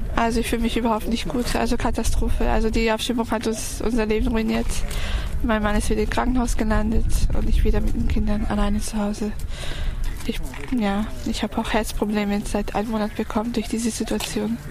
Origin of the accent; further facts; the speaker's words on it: Serbia; now in Germany; Wir kommen aus Serbien auch, aber wir sind auch Roma